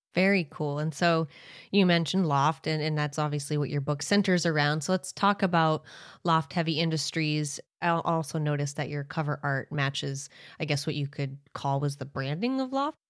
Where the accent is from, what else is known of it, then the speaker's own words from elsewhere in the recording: Maine, United States; you and I grew up in towns in Maine that aren't far from each other